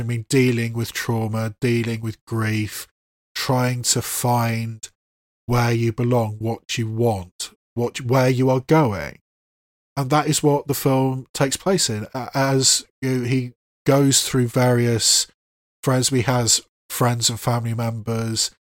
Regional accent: England, United Kingdom; an English person

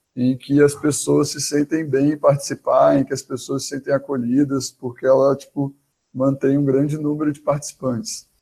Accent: Espírito Santo, Brazil; now in Belo Horizonte, Brazil; eu moro em Belo Horizonte atualmente, mas sou lá do Espírito Santo

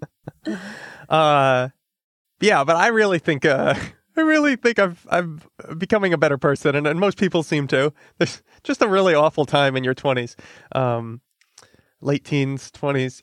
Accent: Connecticut, United States; I'm from Connecticut

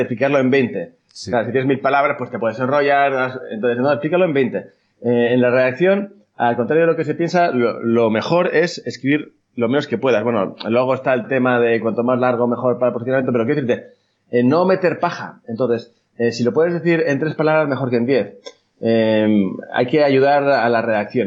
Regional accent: Bilbao, Basque Country, Spain; soy copywriter de Bilbao

